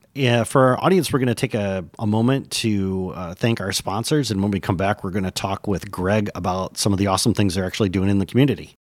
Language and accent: English; Michigan, United States; born or raised there; moved away as an adult